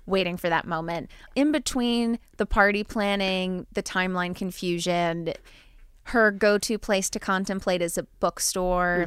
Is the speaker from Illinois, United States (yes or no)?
no; New Jersey, United States; I'm from New Jersey. I, I don't have a strong accent